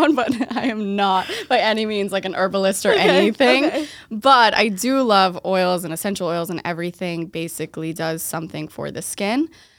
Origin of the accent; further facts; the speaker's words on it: Waltham, Massachusetts, United States; now in Boston, United States; I was born and raised in Waltham, outside of Boston.